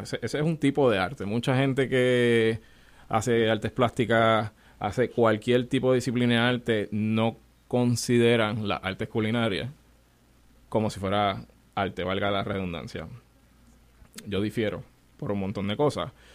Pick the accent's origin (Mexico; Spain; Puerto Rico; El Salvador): Puerto Rico; de 18 chefs, yo soy el único puertorriqueño